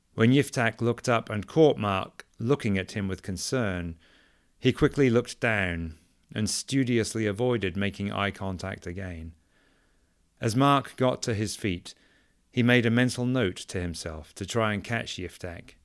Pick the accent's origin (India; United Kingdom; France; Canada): United Kingdom; England; now in United States; Growing up in England